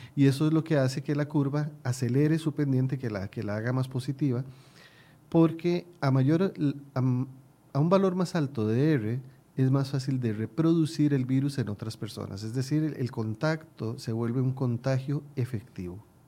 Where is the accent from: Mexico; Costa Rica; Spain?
Costa Rica; mi pueblo